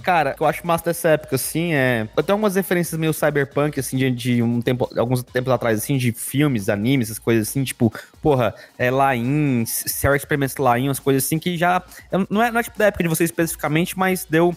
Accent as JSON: {"language": "Portuguese", "town": "Goiânia", "region": "Goiás", "country": "Brazil", "said": "Eu era de Goiânia"}